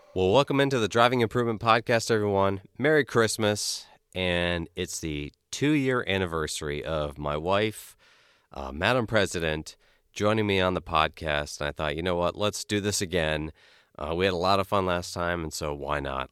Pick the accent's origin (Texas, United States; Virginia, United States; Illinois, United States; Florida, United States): Florida, United States; Key West; moved away; I grew up partially in Key West